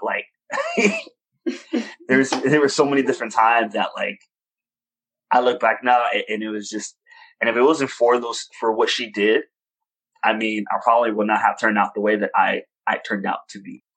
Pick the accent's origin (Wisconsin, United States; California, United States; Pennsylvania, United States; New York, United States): New York, United States; I was born in New York, born and raised in Washington Heights